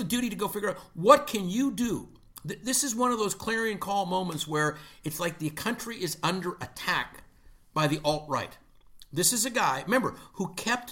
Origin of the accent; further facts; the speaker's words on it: Canada; I'm Canadian